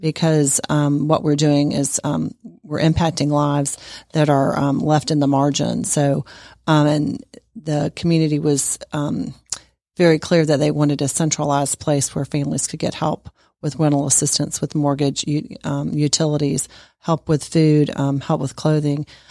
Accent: Sandy Springs, Georgia, United States; I am actually from Sandy Springs, Georgia, and I grew up in the community.

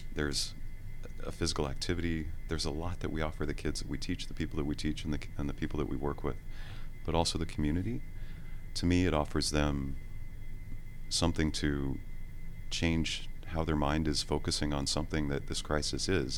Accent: Seattle, Washington, United States; also born or lived in Pennsylvania; now in Atlanta, United States; I'm originally a, uh, a Seattle native. Um, I uh, was born there, and uh, I attended a ballet school there named the Cornish Institute

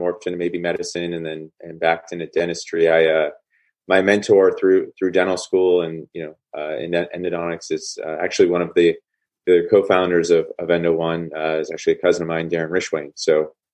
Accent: Bay Area, California, United States; also born or lived in Boston; I grew up in the Bay Area.

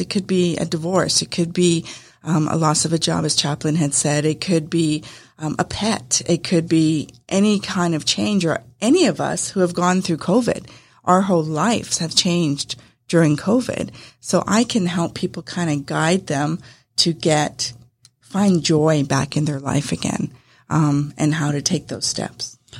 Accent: Winnipeg, Manitoba, Canada; moved away as an adult; now in Acworth, United States; I was uh, originally from Canada. My husband and I came from Winnipeg, Manitoba, and uh, we came down to Georgia.

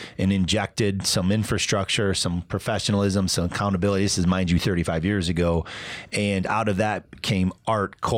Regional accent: Midwest, United States; moved away as an adult; also born or lived in Michigan / Tempe, Arizona; now in Tucson, United States; I'm a Midwesterner, went to Western Michigan University

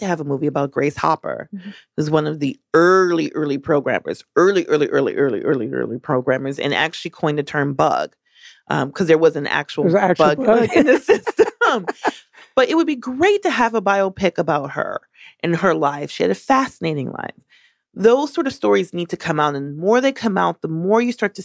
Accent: Milwaukee, Wisconsin, United States; moved away; I actually grew up in the Midwest. I grew up partially in Milwaukee, Wisconsin

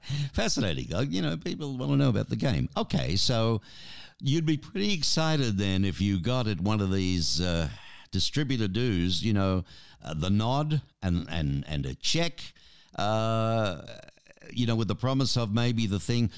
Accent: Australia; we grew up on American and British television

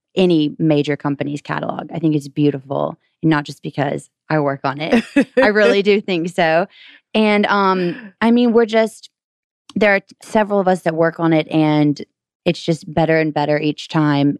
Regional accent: Gainesville, Georgia, United States; I'm from Gainesville, Georgia, so just an hour away

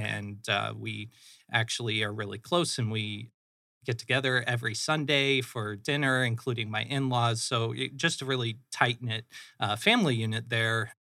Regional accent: Phoenix, Arizona, United States; also born or lived in Flagstaff, Arizona / Michigan; I am a Phoenix native. I grew up in the Moon Valley area, so, uh, North kinda Central Phoenix

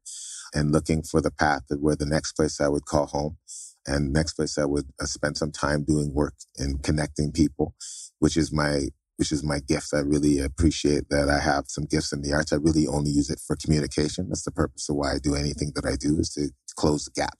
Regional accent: Toronto, Ontario, Canada; moved away; also born or lived in Trinidad / Barbados / Anguilla; I was born in Toronto to Jamaican parents.

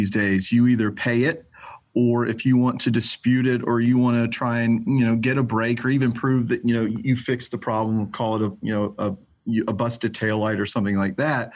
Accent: Atlanta, Georgia, United States; I'm born and bred in Atlanta, Georgia, one of the few guys left in town that was raised here

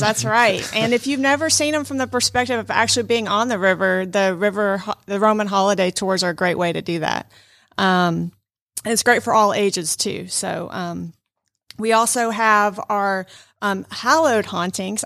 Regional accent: Fayetteville, Georgia, United States; moved away as an adult; now in Rome, United States; I actually grew up in metro Atlanta in Fayetteville, Georgia, south of Atlanta

